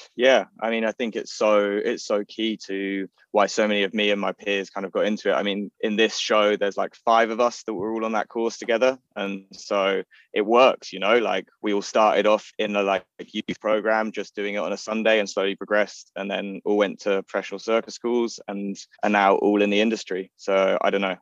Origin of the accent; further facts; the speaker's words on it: London, United Kingdom; I grew up in Golders Green in North London